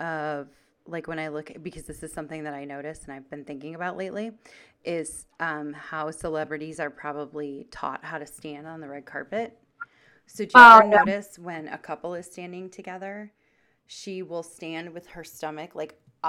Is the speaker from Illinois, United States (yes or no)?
yes; Chicago, Illinois, United States; Cubs because we're from Chicago.